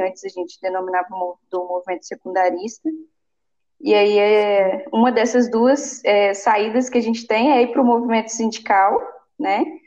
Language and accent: Portuguese; Bahia, Brazil; now in Espírito Santo, Brazil; Eu sou baiana, minha família também, todo mundo nordestino.